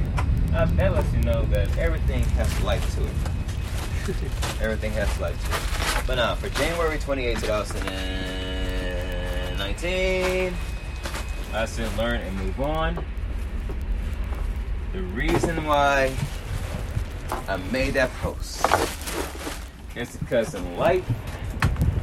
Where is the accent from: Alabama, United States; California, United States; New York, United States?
California, United States; Los Angeles; I'm from South Central Los Angeles